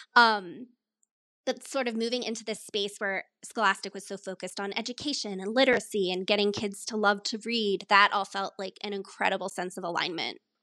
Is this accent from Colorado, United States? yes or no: yes; Colorado, United States; moved away as an adult; also born or lived in upstate New York / New York City / Philadelphia; I grew up in Colorado, though my family is originally from upstate New York. So I was born out there, moved out to the mountains when I was a baby and grew up out here.